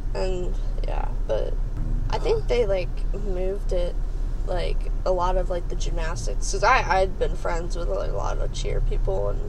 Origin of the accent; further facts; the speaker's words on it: Northern Kentucky, United States; I'm pretty much grew up in like kind of like the more like civilized kind of like city area